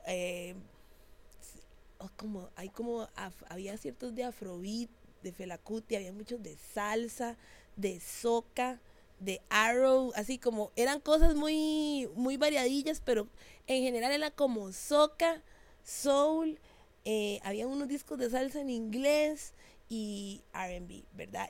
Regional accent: San José, Costa Rica; Yo soy de Barrio México, San José. Eso es así en el puro centro.

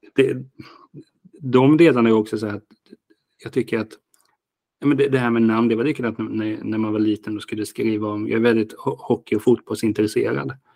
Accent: Hultsfred, Kalmar County, Sweden; jag är från Hultsfred

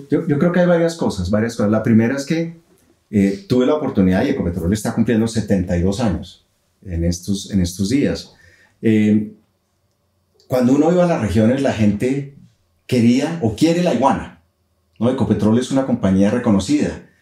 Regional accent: Colombia; somos pues, los colombianos

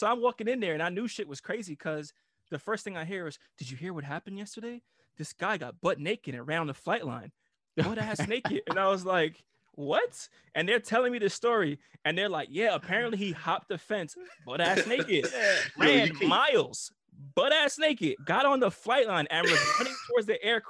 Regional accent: Italy; moved away; Cause I came from Italy, so I had like my little Euro, you know, my little mullet and shit.

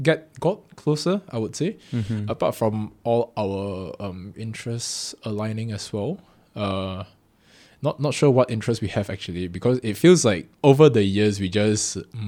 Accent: Singapore; born there; I was born in Singapore, mm-hmm.

